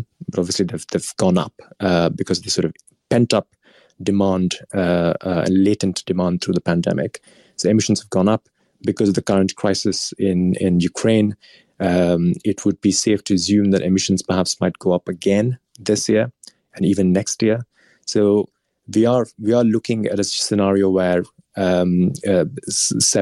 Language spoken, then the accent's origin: English; India; moved away; India, my home country